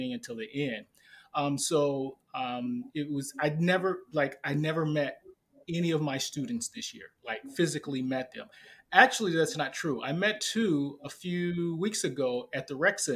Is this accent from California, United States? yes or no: no; St. Louis, Missouri, United States; I'm from St. Louis, Missouri